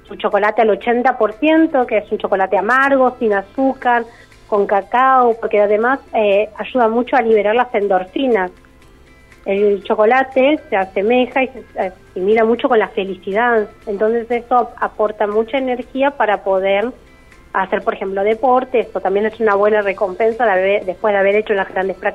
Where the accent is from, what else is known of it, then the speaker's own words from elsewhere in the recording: San Carlos de Bariloche, Río Negro, Argentina; born there; Ambos somos nacidos en Bariloche, con mucho amor y, un gusto muy grande y dedicado hacia el chocolate. Empezamos a buscar un poco de, nuestra tierra.